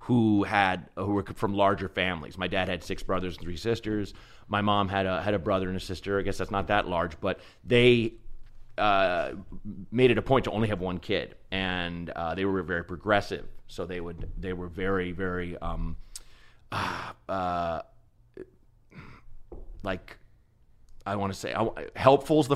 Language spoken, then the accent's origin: English; Portland, Oregon, United States; moved away; also born or lived in Chicago / Los Angeles; Grew up in Portland, Oregon